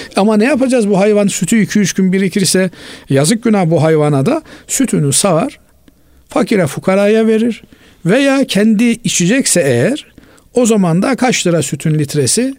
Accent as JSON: {"language": "Turkish", "region": "Black Sea Region", "country": "Turkey", "said": "bizim e, Karadeniz'de öyledir"}